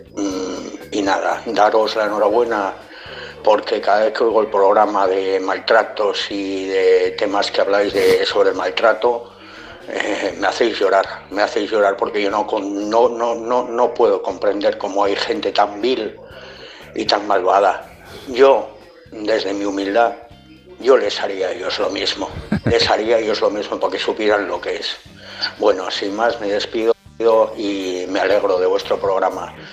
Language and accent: Spanish; Gijón, Asturias, Spain; yo soy, soy una persona de Gijón